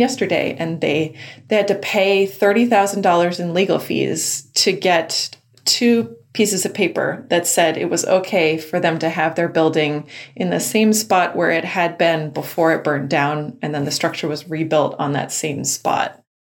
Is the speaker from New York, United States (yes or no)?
no; Vermont, United States; I was born and raised in Vermont